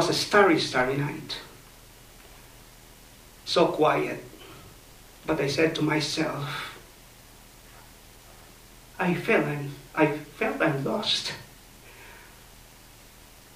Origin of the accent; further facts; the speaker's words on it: Philippines; I grew up in the Philippines